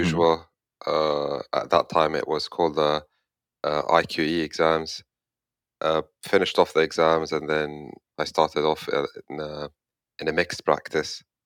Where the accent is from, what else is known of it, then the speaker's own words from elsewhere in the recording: Egypt; moved away as an adult; where I come from, I come from Egypt